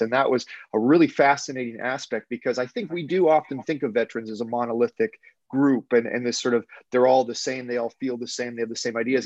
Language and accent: English; Canada; as an English Canadian